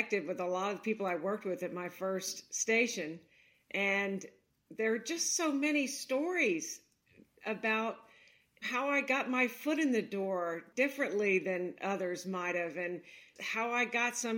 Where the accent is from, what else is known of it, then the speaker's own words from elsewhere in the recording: Baton Rouge, Louisiana, United States; moved away as an adult; also born or lived in New York City / Staten Island / Miami, Florida; now in Cincinnati, United States; I grew up down there